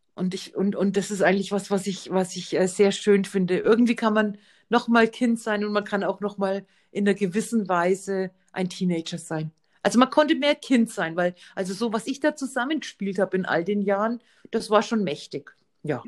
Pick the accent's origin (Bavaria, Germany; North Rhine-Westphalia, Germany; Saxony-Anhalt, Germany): Bavaria, Germany; bei uns in Bayern